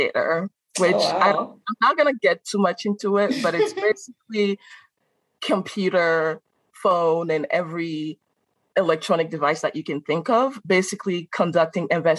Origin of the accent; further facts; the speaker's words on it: Benin; English is a second language; moved away as an adult; also born or lived in Carbondale, Illinois; now in Chicago, United States; I am from Benin.